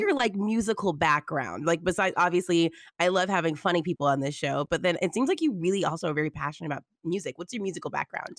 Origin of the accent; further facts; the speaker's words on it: Texas, United States; I'm from Texas